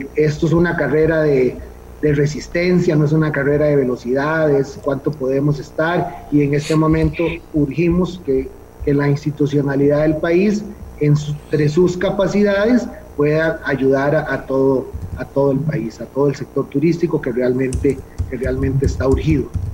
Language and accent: Spanish; Costa Rica; como costarricenses